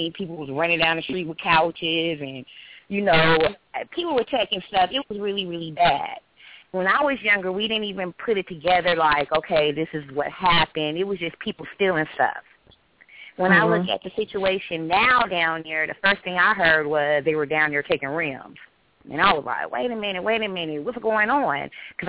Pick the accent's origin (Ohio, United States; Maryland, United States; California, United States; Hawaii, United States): California, United States; Hi, I'm from California. Hi, everybody.